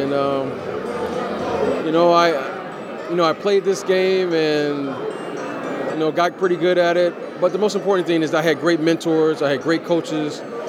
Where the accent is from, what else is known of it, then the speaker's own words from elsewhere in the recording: Detroit, Michigan, United States; You know, playing up here and growing up in St. Cecilia, in the city here